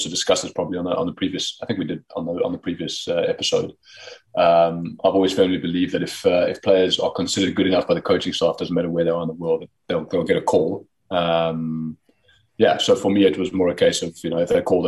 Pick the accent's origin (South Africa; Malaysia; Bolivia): South Africa; moved away as an adult; also born or lived in Pretoria, South Africa / Potchefstroom, South Africa; now in Netherlands; being a South African based overseas.